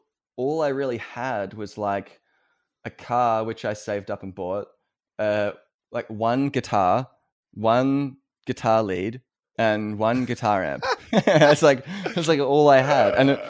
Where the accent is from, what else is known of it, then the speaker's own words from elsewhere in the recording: Victoria, Australia; also born or lived in Wangaratta / Anglesea; So I grew up outside of Melbourne. I grew up I moved around several places. I lived in, if there are any Australian listeners, I lived in Wangaratta, which is like a country town.